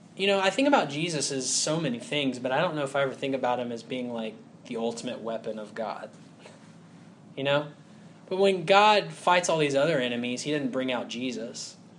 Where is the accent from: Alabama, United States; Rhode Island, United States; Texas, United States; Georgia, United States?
Alabama, United States; Huntsville; I grew up in Huntsville, Alabama, and there's a bunch of engineers there.